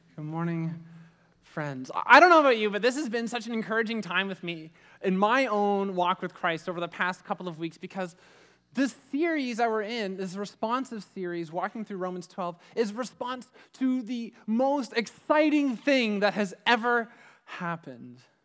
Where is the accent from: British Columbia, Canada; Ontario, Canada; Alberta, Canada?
Ontario, Canada; Ajax; we grew up in the Durham region. I lived, I lived in Ajax